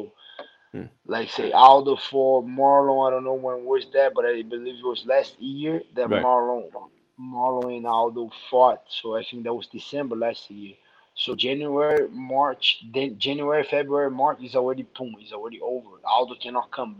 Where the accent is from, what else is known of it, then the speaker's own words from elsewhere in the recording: Rio de Janeiro, Brazil; moved away; I'm from Rio.